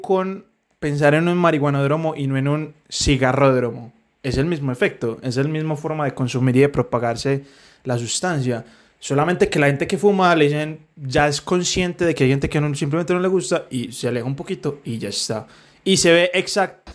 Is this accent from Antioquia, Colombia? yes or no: yes; Medellín, Antioquia, Colombia; Medellín, que somos de Medellín